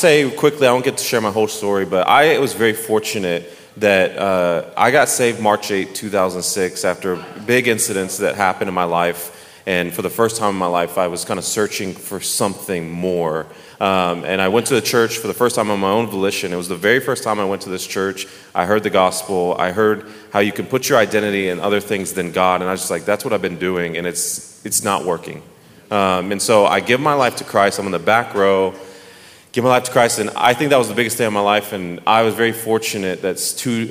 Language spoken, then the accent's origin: English; Dallas, Texas, United States; moved away; I am from Dallas, Texas, my whole life